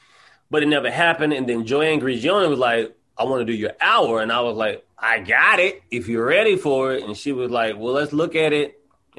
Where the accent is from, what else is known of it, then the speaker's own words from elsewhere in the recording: the South, United States; Like, I'm from the South, so I go home and I see that people are, like, sitting in their yards, they're talking.